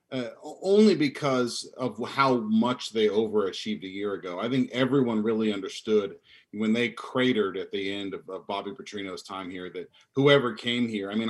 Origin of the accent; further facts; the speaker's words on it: Tampa, Florida, United States; moved away as an adult; now in Louisville, United States; Yeah, I grew up in Tampa and I lived there pretty much my whole life.